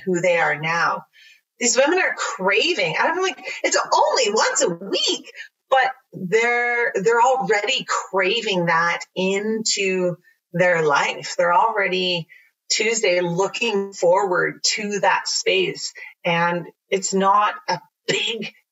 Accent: Mildmay, Ontario, Canada; I grew up in Mild Bay

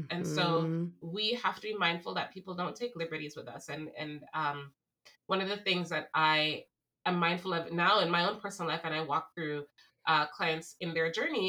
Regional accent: Jamaica; There's this one thing that I grew up in Jamaica, as you know, and my mom and her friends used to always say the statement, liberty comes through carelessness.

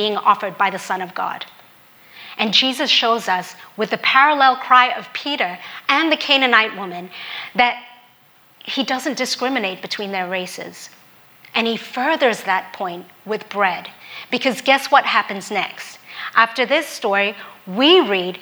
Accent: Hong Kong; also born or lived in Australia; now in United States; As a Filipino woman growing up in Hong Kong

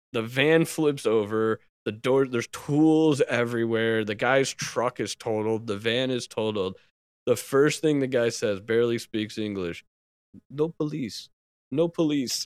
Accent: New York City, New York, United States; moved away; I was from New York City

